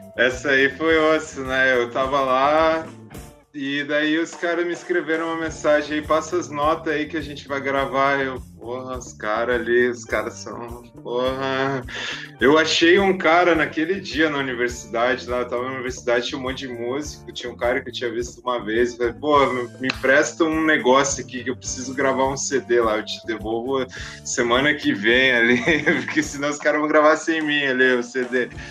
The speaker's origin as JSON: {"language": "Portuguese", "town": "Lages", "region": "Santa Catarina", "country": "Brazil", "moved": "yes", "lives_now": "Florianópolis, Brazil", "said": "eu saí de Lages, né? Que eu amo a minha cidade também"}